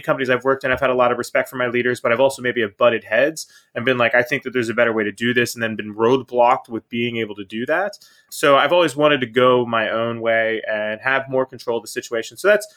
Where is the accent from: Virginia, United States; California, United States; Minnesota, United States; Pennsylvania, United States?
Pennsylvania, United States; Pittsburgh; now in Florida, United States; I'm originally from Pittsburgh, Pennsylvania. So up north, northeast, nice cold place. It wasn't a bad place to grow up